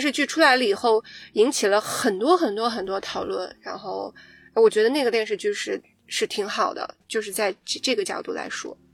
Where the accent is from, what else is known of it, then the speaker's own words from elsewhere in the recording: China; 我们毕竟是完全在国内长大，我也没有出去读书的经历